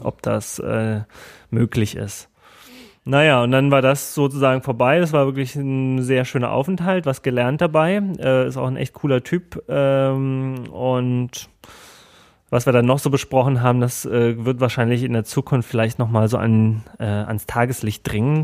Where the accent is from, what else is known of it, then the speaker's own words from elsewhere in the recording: Germany; ich komme aus Deutschland